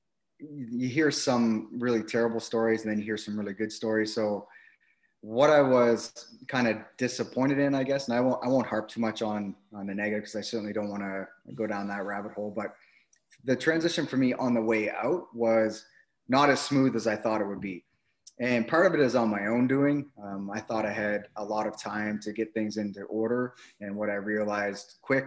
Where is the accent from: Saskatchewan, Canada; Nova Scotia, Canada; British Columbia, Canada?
Nova Scotia, Canada; Halifax; moved away as an adult; also born or lived in Winnipeg, Manitoba / Shilo, Manitoba; now in Ottawa, Canada; Grew up in the East Coast, so born and raised in Halifax